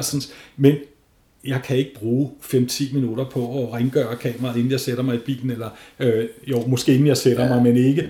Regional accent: North Zealand, Capital Region of Denmark, Denmark; Nordsjælland, hvor jeg kommer fra

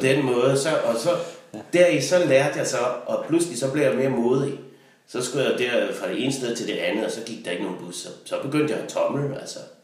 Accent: Denmark; var jeg jo hjemme i Danmark igen

